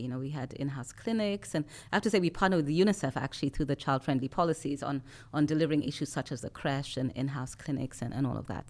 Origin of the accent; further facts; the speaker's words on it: Nairobi, Kenya; I come from Nairobi, so sitting in, in my home city